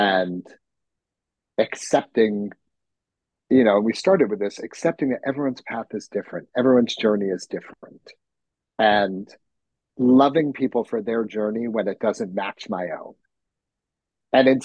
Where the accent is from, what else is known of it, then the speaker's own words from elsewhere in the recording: New York City, New York, United States; as a New Yorker and I was working in theater